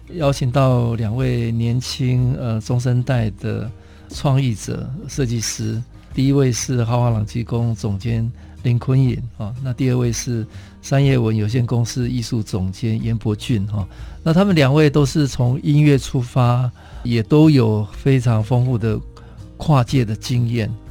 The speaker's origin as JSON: {"language": "Chinese", "town": "Taitung", "region": "Taitung County", "country": "Taiwan", "said": "我是台东人"}